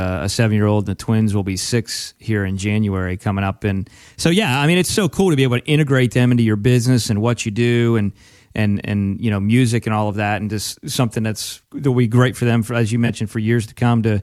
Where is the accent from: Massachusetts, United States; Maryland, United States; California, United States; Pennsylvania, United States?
Pennsylvania, United States; now in Florida, United States; we grew up in Pennsylvania originally